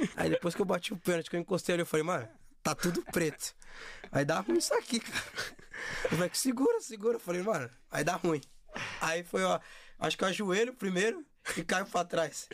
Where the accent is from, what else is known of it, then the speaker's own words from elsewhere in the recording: São Paulo, Brazil; also born or lived in Osasco; Eu cresci numa comunidade, é, São Remo, aqui no Rio Pequeno. E depois fomos morar em Osasco